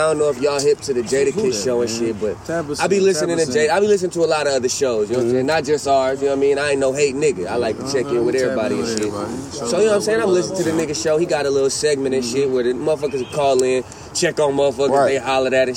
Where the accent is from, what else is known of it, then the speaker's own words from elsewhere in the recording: Michigan, United States; I'm from Michigan